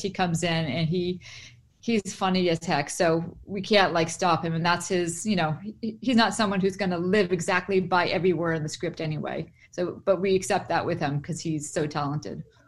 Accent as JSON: {"language": "English", "town": "Boston", "region": "Massachusetts", "country": "United States", "said": "I'm from Boston."}